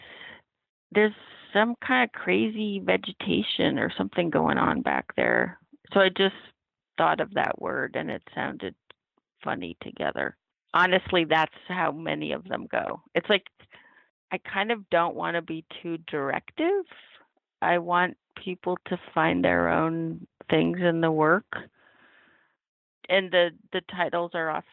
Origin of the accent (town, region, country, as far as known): Oregon and the Northwest and California, United States; born or raised there; now in New York, United States